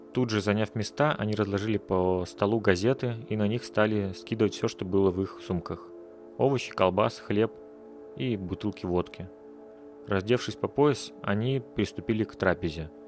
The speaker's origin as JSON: {"language": "Russian", "country": "Russia", "tie": "born or raised there", "moved": "as an adult", "lives_now": "Riga, Latvia"}